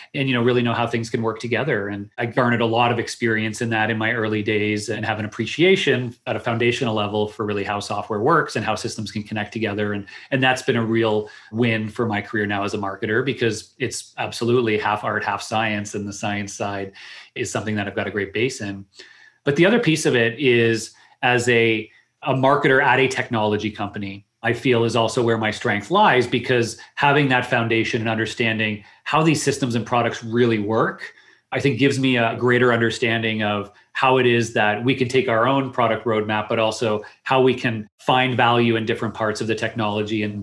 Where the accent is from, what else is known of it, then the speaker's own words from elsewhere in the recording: Canada; also born or lived in Waterloo, Ontario; I am Canadian